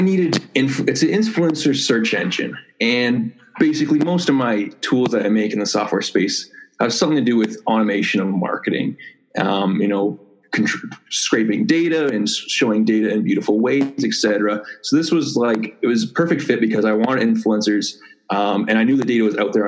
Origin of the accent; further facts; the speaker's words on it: Toronto, Ontario, Canada; I say I'm from Toronto, but I wasn't actually born there. I live about an hour and a half outside of Toronto.